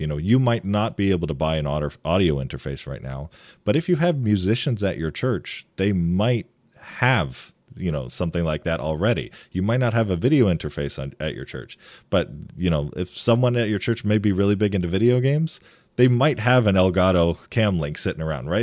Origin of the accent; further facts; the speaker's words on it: east side of Michigan, United States; I actually grew up and I lived on the east side of the state